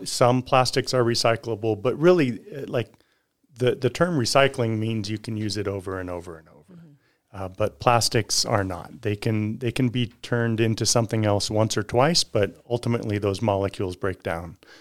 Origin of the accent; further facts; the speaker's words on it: California, United States; now in Reno, United States; grew up down in California